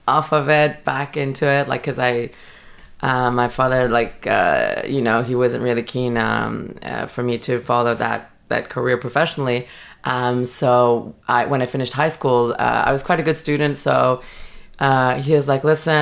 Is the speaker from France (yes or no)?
yes; Paris, Île-de-France, France; now in London, United Kingdom; I grew up in Paris. I feel very French.